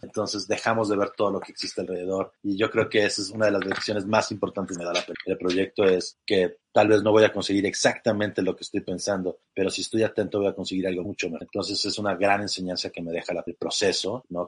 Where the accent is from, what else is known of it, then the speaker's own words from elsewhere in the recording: Acapulco, Guerrero, Mexico; moved away; Yo que soy de Acapulco, como bien dices, llego a la ciudad y wow, es muy fuerte